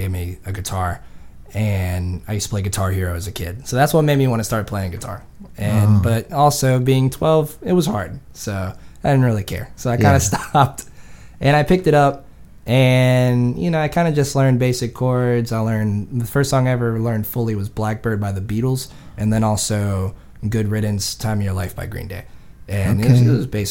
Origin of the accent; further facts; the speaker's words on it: Sedley, Virginia, United States; also born or lived in Raleigh / Fort Lauderdale; now in Virginia Beach, United States; I come from a real small town in Sedley. It's maybe like, honestly, like 200-300 people